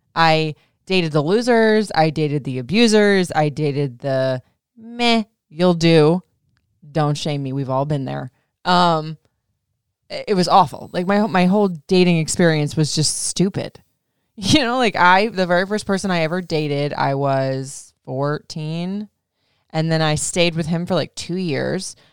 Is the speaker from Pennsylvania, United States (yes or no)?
no; Florida, United States; also born or lived in Memphis / Michigan; now in Maryland, United States; I grew up in Florida for like most of my life and then I was in like hotter states like Memphis. I did have one year stint in Michigan.